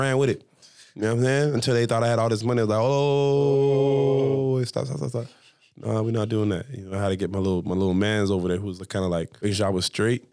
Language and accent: English; Jamaica; I'm Jamaican